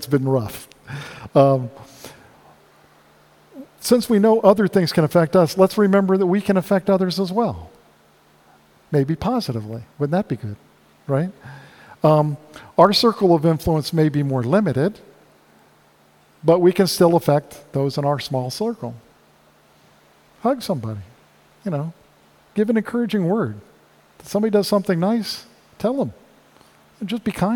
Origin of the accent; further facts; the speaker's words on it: South Florida, United States; growing up in South Florida